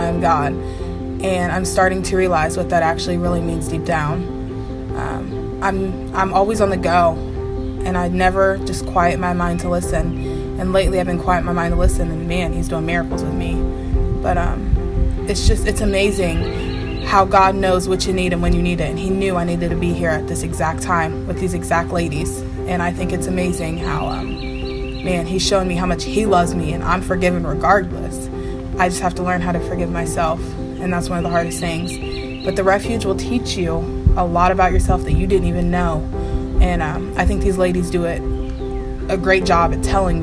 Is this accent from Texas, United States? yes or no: no; London, Ohio, United States; I'm from London, Ohio.